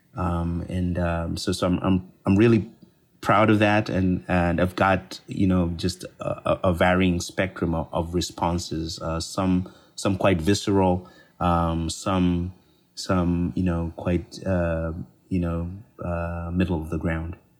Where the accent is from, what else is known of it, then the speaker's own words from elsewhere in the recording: Copperbelt Province, Zambia; I'm from Zambia, and I grew up in Zambia, and specifically, I grew up on the Copper Belt Province